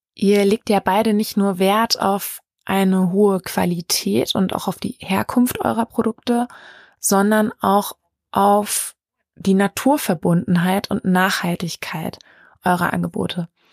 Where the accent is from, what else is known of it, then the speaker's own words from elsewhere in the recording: Lichtenau, North Rhine-Westphalia, Germany; moved away; aus Lichtenau in Westfalen, meiner alten Heimat